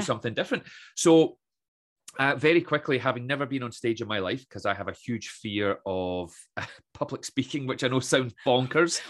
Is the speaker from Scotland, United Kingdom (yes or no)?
yes; Troon, Scotland, United Kingdom; also born or lived in Aberdeen; I grew up in Troon, as I mentioned, uh, left Troon at eighteen, headed to Aberdeen